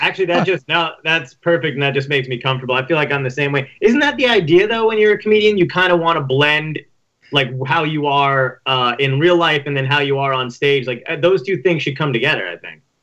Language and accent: English; Toms River, New Jersey, United States; I grew up in Tom's River